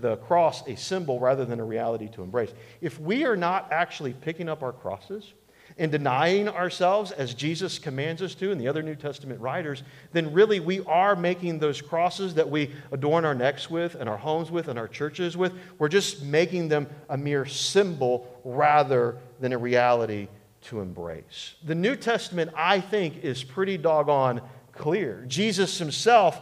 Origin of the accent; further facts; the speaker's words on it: United States; as American Christians